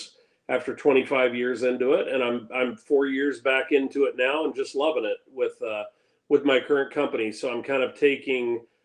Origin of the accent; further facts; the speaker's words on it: Indianapolis, Indiana, United States; moved away as an adult; now in Minneapolis–Saint Paul, United States; I grew up in Indianapolis, born and raised, went to Indiana University, spent most of my adult years in Indianapolis